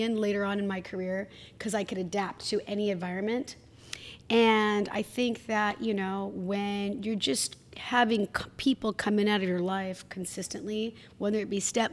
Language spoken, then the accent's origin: English; Hood River, school at Bellarmine Prep, Pacific Northwest, United States; also born or lived in Tacoma, Washington; They raised me in Hood River, windsurfing, kite surfing, every single weekend